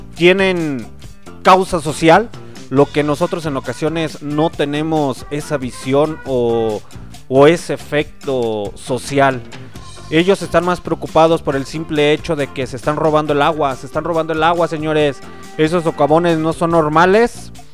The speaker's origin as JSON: {"language": "Spanish", "country": "Mexico", "said": "Somos mexicanos, recuerden que somos mexicanos"}